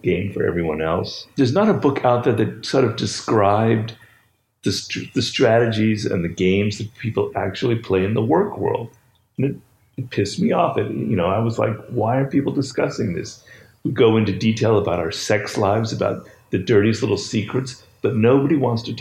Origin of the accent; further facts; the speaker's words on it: Los Angeles, California, United States; I grew up in Los Angeles